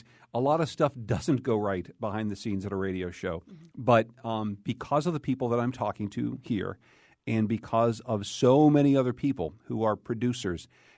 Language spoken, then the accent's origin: English; Pittsburgh, Pennsylvania, United States; moved away as an adult; also born or lived in Boston; now in Connecticut, United States; It was at my first radio job at WDUQ in Pittsburgh. That's my hometown, as you probably know.